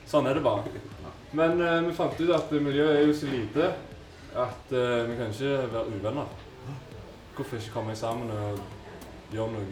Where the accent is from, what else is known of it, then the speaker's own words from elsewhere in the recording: Kverneland, Rogaland, Norway; så jeg er egentlig fra Kverneland, så jeg er et kvarter utenfor uh, Sandnes.